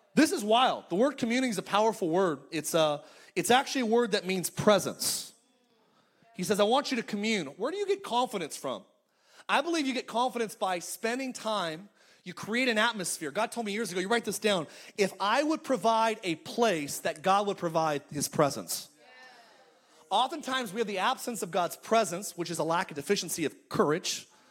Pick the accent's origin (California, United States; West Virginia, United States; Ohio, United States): California, United States; Palmdale; moved away as an adult; now in Orange County, United States; my hometown. I'm from I'm from Palmdale in Lancaster, California